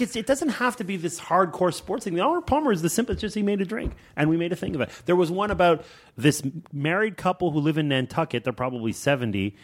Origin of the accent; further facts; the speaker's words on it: Montreal, Quebec, Canada; I grew up in Montreal